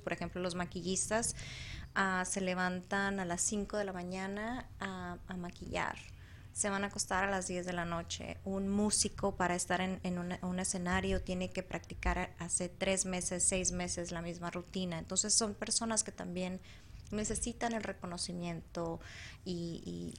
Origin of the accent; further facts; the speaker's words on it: El Salvador; now in Arizona, United States; Yo soy salvadoreña, ah, nací en El Salvador Salvador